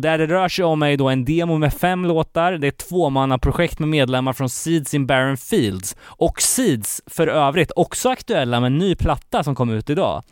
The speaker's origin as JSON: {"language": "Swedish", "town": "Gothenburg", "region": "Västra Götaland", "country": "Sweden", "tie": "born or raised there", "said": "min hemort här, Göteborg"}